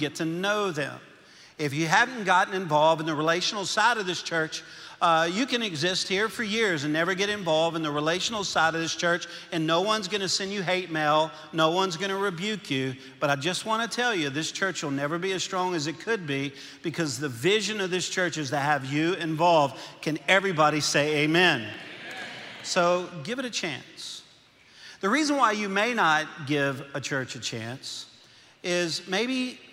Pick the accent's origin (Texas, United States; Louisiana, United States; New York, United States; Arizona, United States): Louisiana, United States; accent: Cajun; moved away as an adult; now in Arkansas, United States; I'm from Louisiana. I'm a Cajun